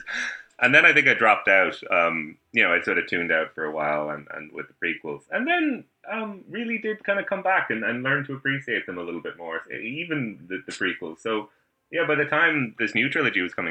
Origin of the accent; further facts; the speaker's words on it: Ireland; being Irish